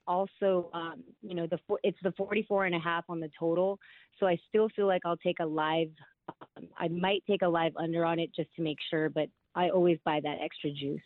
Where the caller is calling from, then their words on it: Simi Valley, California, United States; I'm calling from Simi Valley, California